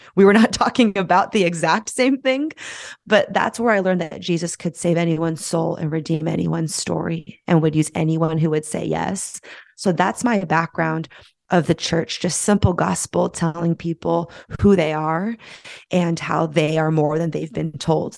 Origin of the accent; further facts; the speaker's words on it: San Francisco, California, United States; moved away as an adult; my hometown of San Francisco